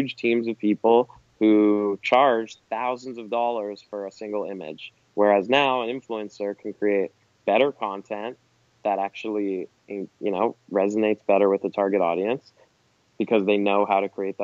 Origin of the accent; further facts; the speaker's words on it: Canada; as a Canadian